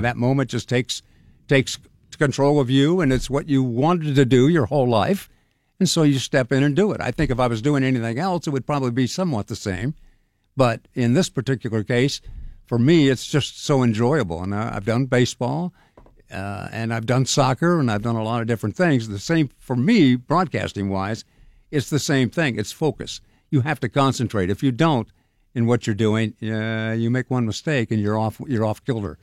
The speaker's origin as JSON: {"language": "English", "town": "Sacramento", "region": "California", "country": "United States", "tie": "born or raised there", "also_born_or_lived": "San Diego / Phoenix", "moved": "as an adult", "lives_now": "Pittsburgh, United States", "said": "I grew up in Sacramento."}